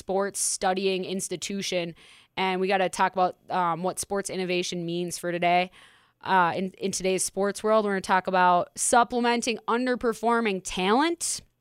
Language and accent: English; Minneapolis, Minnesota, United States; my home state, hometown, home community in Minneapolis, Minnesota.